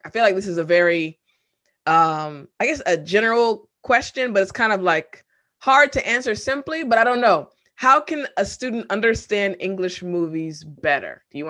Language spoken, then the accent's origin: English; United States; accent: American; of course, I have an American accent, clearly, but I've been told that my accent is more like quote unquote standard.